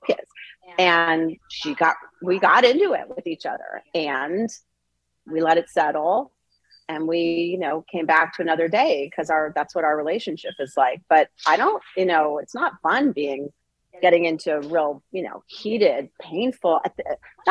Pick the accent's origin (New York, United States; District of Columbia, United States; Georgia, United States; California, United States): District of Columbia, United States; Washington; moved away as an adult; now in Boulder, United States; I grew up in Washington, D.C.